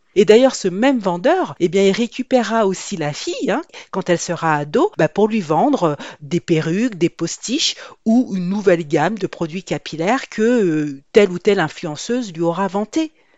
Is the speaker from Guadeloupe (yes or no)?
yes; Guadeloupe; je suis d'origine antillaise, je suis de la Guadeloupe